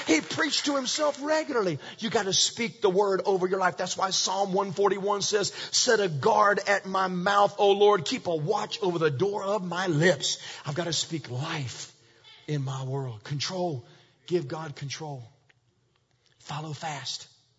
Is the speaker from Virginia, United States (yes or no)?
yes; Virginia, United States; Years ago, I told you I was raised in Virginia. And in Virginia, we lived in the mountains, like mountains.